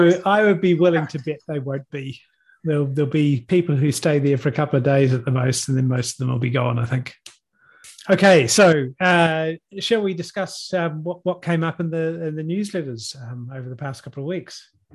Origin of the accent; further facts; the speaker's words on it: Hawke's Bay, New Zealand; now in Auckland, New Zealand; I grew up in Hawke's Bay and now live in Auckland